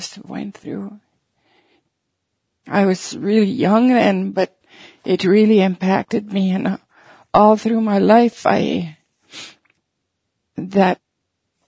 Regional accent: Peguis Reserve, Manitoba, Canada; I was born here on Pegwis Reserve in Manitoba some 68 years ago. I lived here most of my life except for 4 years when I went to residential school.

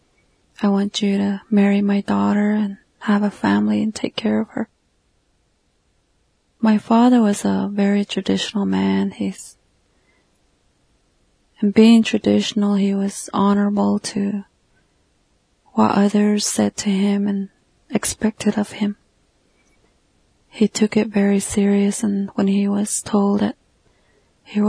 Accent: Northern Arizona, United States; I'm a Navajo from the Southwest United States in Northern Arizona

